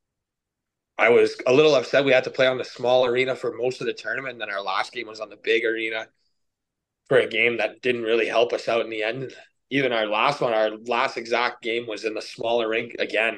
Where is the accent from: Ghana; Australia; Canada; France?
Canada; Kitigan Zibi, Quebec; growing up here